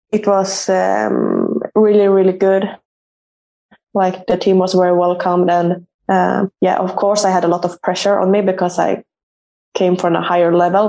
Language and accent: English; Uppsala, Uppsala County, Sweden; moved away as an adult; moved back to my hometown uh, and played for Uppsala